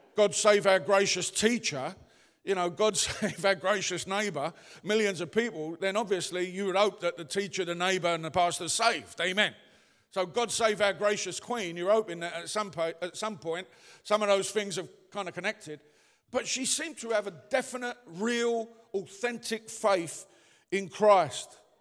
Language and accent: English; London, United Kingdom; moved away; I come from the East End.